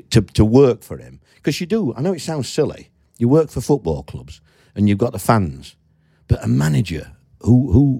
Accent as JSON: {"language": "English", "region": "Yorkshire and the Humber", "country": "United Kingdom", "said": "I'm from Yorkshire"}